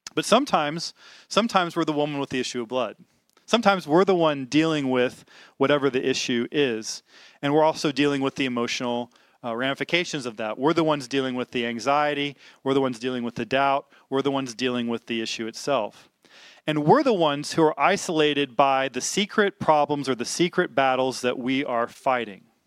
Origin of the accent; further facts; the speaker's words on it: Little Rock, Arkansas, United States; I grew up in the South. I grew up in Little Rock, Arkansas.